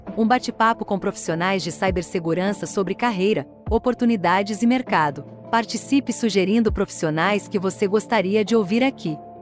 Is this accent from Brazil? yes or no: yes; Londrina, Paraná, Brazil; Eu também sou de, de Londrina, do Paraná